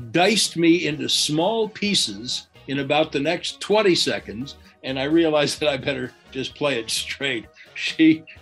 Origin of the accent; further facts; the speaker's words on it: Chicago, Illinois, United States; when I was growing up in Chicago, they did radio shows in the in the evening where they would have the sports stars on the radio